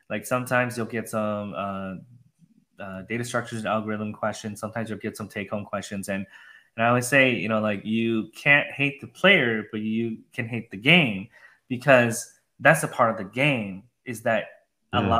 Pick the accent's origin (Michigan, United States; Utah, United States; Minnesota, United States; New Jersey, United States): Minnesota, United States; also born or lived in Wisconsin; now in Austin, United States; I was from the Midwest, okay, upper Midwest in Minnesota, Wisconsin.